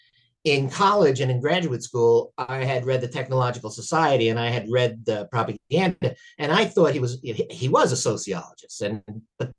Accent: United States; I'm an American and I only speak one language

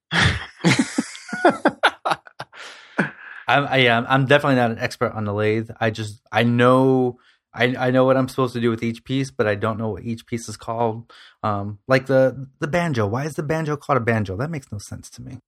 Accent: Toledo, Ohio, United States; I'm from Toledo, Ohio

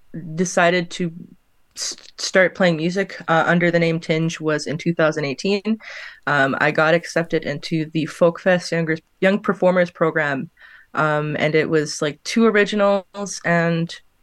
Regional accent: Lake of the Woods, Ontario, Canada; now in Winnipeg, Canada; I am located right now in Winnipeg, but I'm also from Lake of the Woods, Ontario. The reserve I'm from is called Northwest Angle 33.

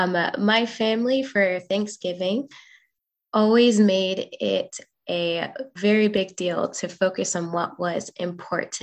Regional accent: Indiana, United States; when I was with my family growing up in Indiana with my grandparents

